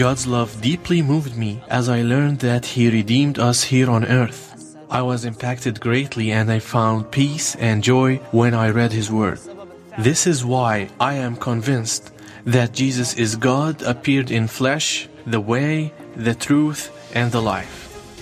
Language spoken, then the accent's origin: English; Taiz, Taiz Governorate, Yemen; now in Lebanon; I was born in Taaz, Yemen. Now I live in Lebanon